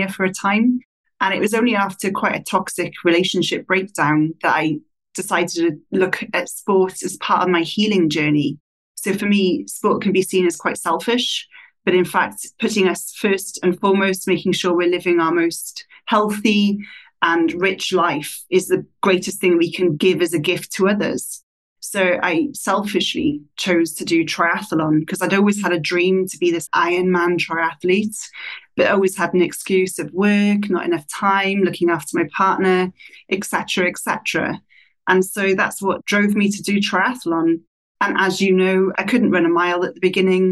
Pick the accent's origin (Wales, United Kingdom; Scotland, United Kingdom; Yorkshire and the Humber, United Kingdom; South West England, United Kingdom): Wales, United Kingdom; moved away as an adult; also born or lived in Australia; back to Britain, where I'm originally from